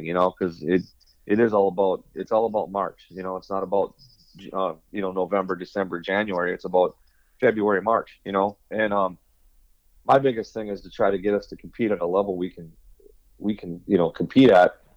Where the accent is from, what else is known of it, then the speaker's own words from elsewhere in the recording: Richfield, Minnesota, United States; I grew up in Richfield